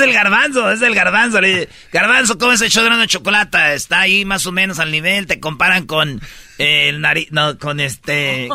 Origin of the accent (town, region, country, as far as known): Mexico